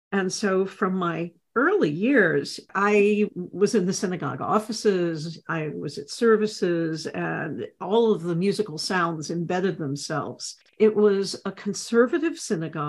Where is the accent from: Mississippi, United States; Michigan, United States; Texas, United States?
Texas, United States; Houston; also born or lived in Dallas, Texas; when we moved to Dallas from Houston. I was a Texan